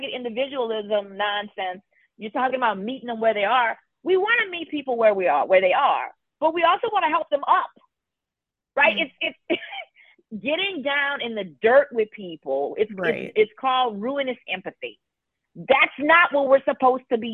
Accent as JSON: {"language": "English", "region": "Louisiana", "country": "United States", "tie": "born or raised there", "moved": "yes", "lives_now": "New Orleans, United States", "said": "we had a community that wasn't New Orleans that was directly impacted. My hometown was part of that as well."}